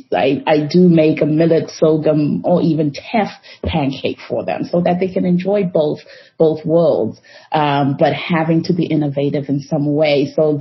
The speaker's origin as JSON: {"language": "English", "region": "Harare", "country": "Zimbabwe", "also_born_or_lived": "Chihota, Zimbabwe", "moved": "as an adult", "lives_now": "United States", "said": "I am from Harare, Zimbabwe. My family is in Harare."}